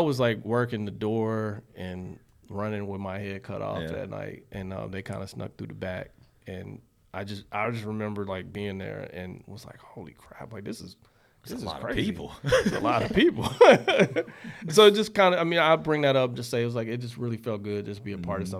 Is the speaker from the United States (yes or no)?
yes; Charlotte, North Carolina, United States; I went to West Charlotte with Gump Class at 93.